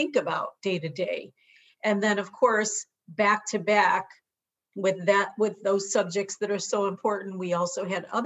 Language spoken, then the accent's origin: English; Chicago, Illinois, United States; now in San Diego, United States; I was born and raised in Chicago in a very urban, multicultural setting